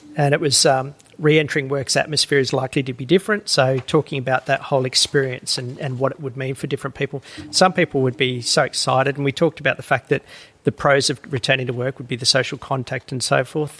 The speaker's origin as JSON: {"language": "English", "town": "Woolgoolga", "region": "New South Wales", "country": "Australia", "tie": "born or raised there", "also_born_or_lived": "Uluru, Northern Territory", "moved": "as an adult", "said": "I grew up in New South Wales uh, in a little town called Woolgoolga."}